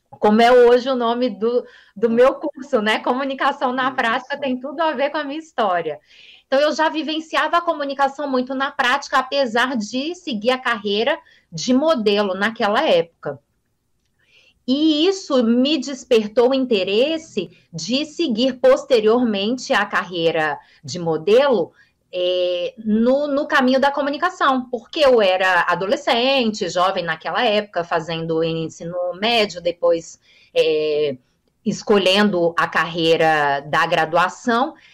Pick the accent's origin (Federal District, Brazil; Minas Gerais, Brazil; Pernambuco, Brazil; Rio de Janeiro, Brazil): Federal District, Brazil; Brasília; Eu trabalhei em São Paulo, eu sou de Brasília, eu estou aqui em Brasília, mas eu trabalhei como modelo inicialmente em São Paulo, dos 14 aos 20 anos